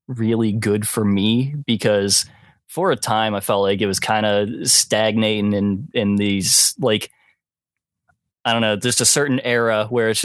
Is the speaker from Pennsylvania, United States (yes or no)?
yes; Pittsburgh area, Western Pennsylvania, United States; Western PA, around the Pittsburgh-ish area